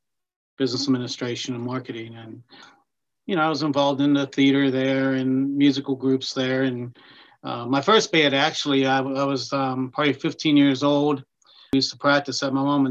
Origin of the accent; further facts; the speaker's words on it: Pittsburgh, Pennsylvania, United States; also born or lived in Nashville; I'm actually from the Pittsburgh area.